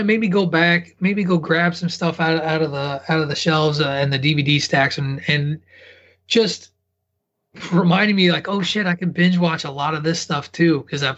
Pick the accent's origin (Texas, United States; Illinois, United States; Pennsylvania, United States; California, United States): Illinois, United States; now in Massachusetts, United States; growing up in Illinois